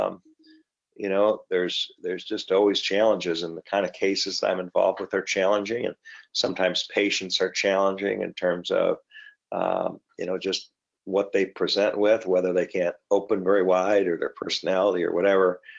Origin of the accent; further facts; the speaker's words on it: Michigan, United States; also born or lived in Canada / Ohio; now in Portsmouth, Virginia, United States; moved down to Michigan at about two, grew up there